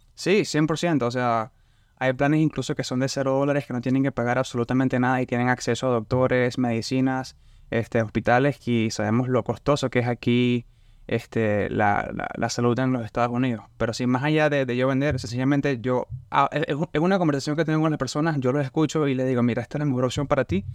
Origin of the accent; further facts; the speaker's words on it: Barcelona, Anzoátegui, Venezuela; moved away as an adult; now in Lafayette, United States; Yo soy de Barcelona, yo estoy cerca de la playa